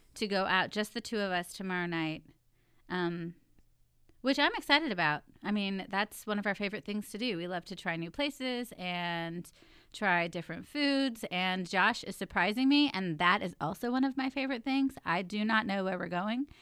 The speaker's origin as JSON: {"language": "English", "region": "Texas", "country": "United States", "tie": "born or raised there", "said": "I was born in Texas where it's hot"}